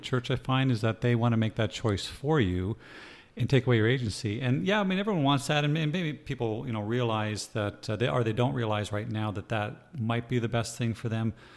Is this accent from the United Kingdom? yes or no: no; East Coast, Canada; moved away; I'm Canadian, and uh, we're from the East Coast